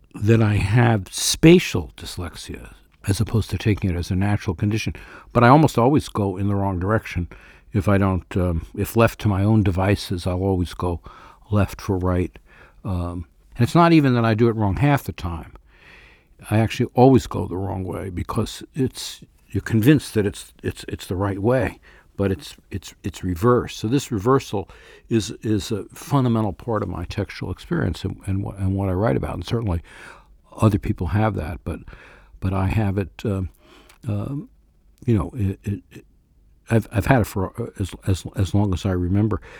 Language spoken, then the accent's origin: English; New York, United States; born or raised there